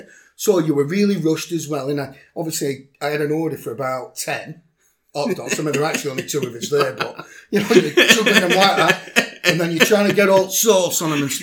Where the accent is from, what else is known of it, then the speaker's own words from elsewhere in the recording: Pembroke, United Kingdom; So I'm from Pembroke. So I meet him on a car park in Lair, not a problem.